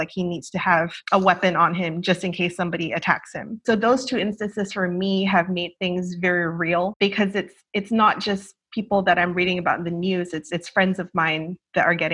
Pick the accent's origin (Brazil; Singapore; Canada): Singapore; also born or lived in Philippines / England / Australia / United States; I'm originally from Singapore, ethnically Chinese, but I've lived in five different countries. Like, I've lived in the Philippines, England, Australia, Singapore, obviously, and the US.